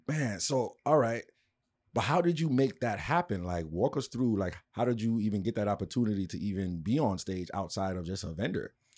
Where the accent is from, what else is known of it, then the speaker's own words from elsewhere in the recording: New York City, New York, United States; moved away; I'm from New York, too, originally